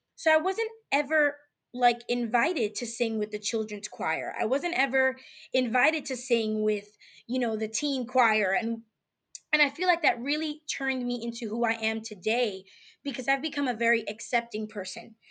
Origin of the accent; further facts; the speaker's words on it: New York City, New York, United States; moved away as an adult; now in Houston, United States; living in Houston, Texas, from New York, Bronx, New York